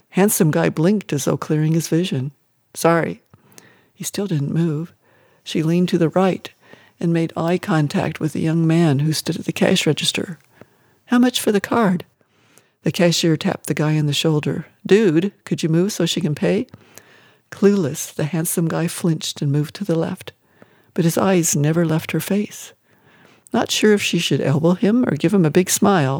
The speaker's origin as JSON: {"language": "English", "town": "Scottsbluff", "region": "Nebraska", "country": "United States", "tie": "born or raised there", "also_born_or_lived": "Wyoming", "said": "I'm from a Scottsbluff, Nebraska hospital, and the dairy where my father labored"}